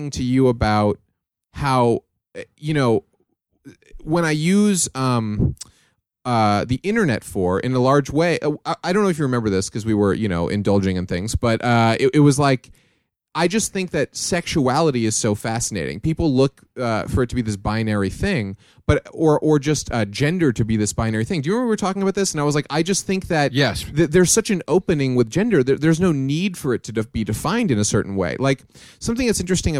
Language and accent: English; New York, United States; I'm from New York.